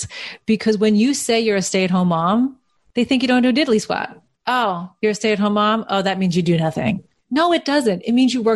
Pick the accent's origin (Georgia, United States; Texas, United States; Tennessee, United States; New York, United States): New York, United States; Long Island; I'm from Brooklyn, which is not really true. I grew up in Long Island